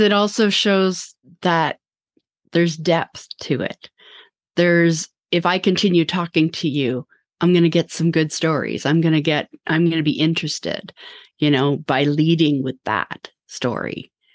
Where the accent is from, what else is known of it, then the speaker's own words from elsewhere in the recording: Vancouver, British Columbia, Canada; now in Toronto, Canada; I'm from Vancouver as well